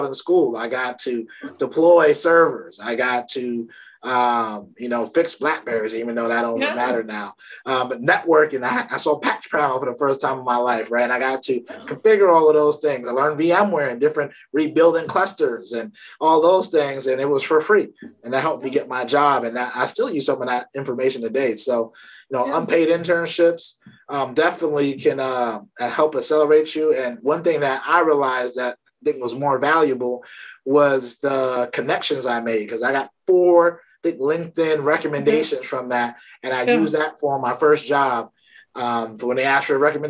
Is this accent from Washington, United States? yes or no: no; New York City, New York, United States; my family's from Barbados. I grew up in Brooklyn